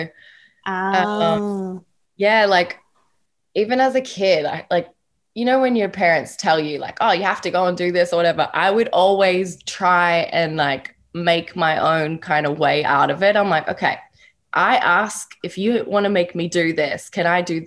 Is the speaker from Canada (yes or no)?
no; Perth, Western Australia, Australia; moved away; I was born and raised in Perth, Australia